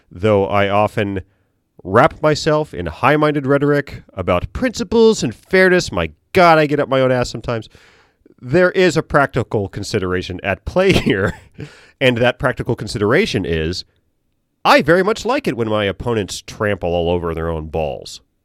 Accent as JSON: {"language": "English", "town": "Norfolk", "region": "Virginia", "country": "United States", "said": "I'm from Norfolk, we're a port"}